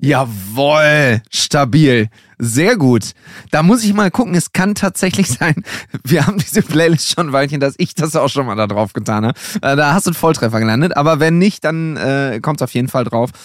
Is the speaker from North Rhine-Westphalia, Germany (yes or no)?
yes; Düsseldorf, North Rhine-Westphalia, Germany; ich komme aus Düsseldorf